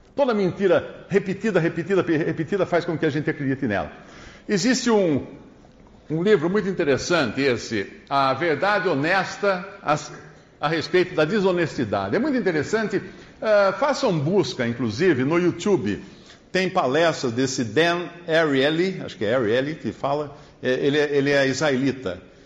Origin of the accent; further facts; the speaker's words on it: Brazil; Nós somos brasileiros